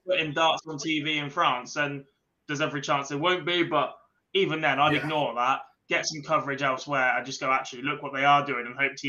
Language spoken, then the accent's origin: English; England, United Kingdom; I am English.